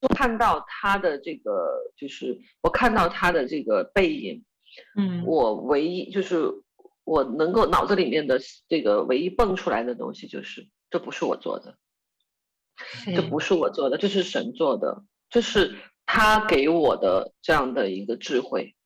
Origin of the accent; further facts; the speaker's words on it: Chongqing, China; 我是重庆人